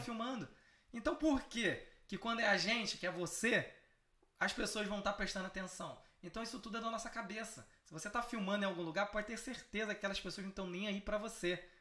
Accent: Brazil; Eu sou brasileiro

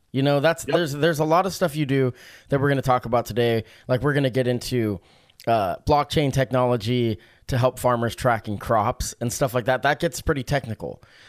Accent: Oregon, United States; I'm born and raised in Oregon.

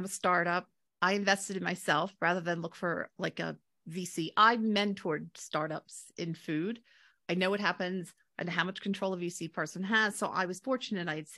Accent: Delaware, United States; also born or lived in London; I grew up in Delaware

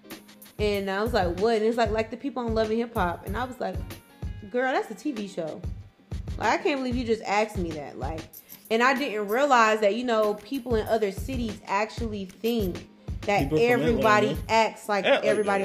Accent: Atlanta, Georgia, United States; I'm from Atlanta

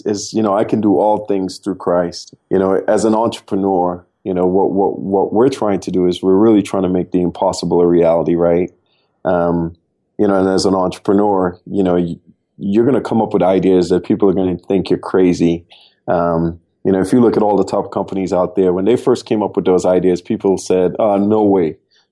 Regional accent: Trinidad & Tobago; moved away as an adult; now in United States; I'm originally from Trinidad and Tobago. I came out to the U.S. on a basketball scholarship back in 1996

